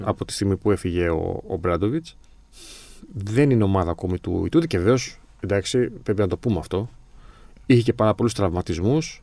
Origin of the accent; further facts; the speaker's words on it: Greece; προφανώς είμαστε Έλληνες